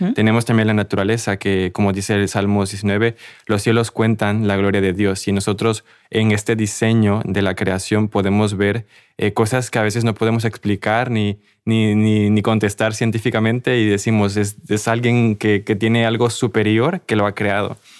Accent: Mexico; yo soy de México

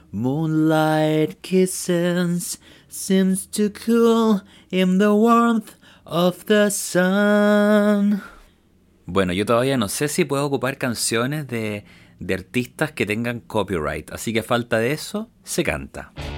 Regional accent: Chile; nosotros como chilenos también hemos tenido que vivir este cambio cuando yo era pequeño

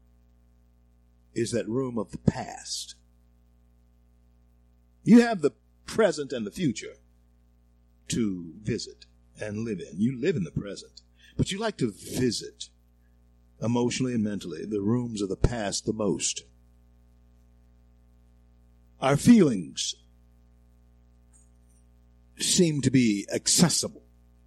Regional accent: the South, United States; I grew up in the South all my life, been black all my life.

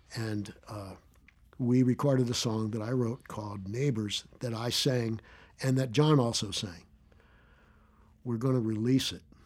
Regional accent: Philadelphia, Pennsylvania, United States; moved away as an adult; also born or lived in New York / California / Austin, Texas; I grew up in Philadelphia

